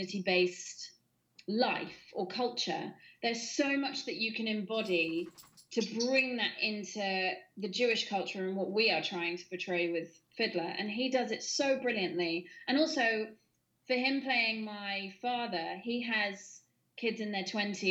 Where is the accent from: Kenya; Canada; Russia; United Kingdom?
United Kingdom; also born or lived in Bournemouth; I grew up in Elster and Bournemouth